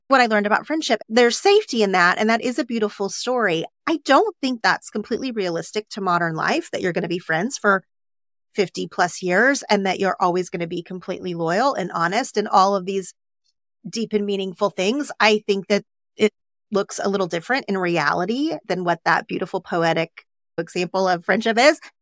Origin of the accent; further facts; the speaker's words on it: Oklahoma, United States; now in Los Angeles, United States; growing up in Oklahoma